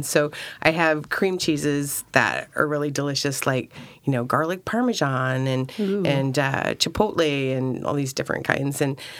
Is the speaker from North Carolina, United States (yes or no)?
no; Sacramento, California, United States; now in Oregon, United States; No, I'm actually from Sacramento.